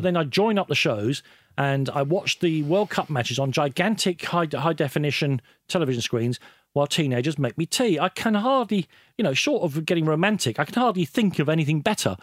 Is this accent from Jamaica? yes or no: no; Ireland; I'm Irish.